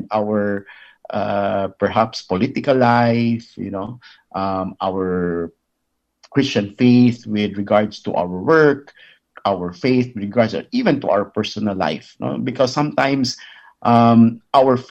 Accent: Philippines; being a Filipino

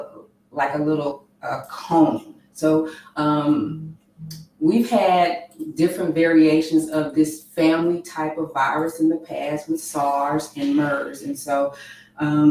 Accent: Houston, Texas, United States; born and raised here in Houston

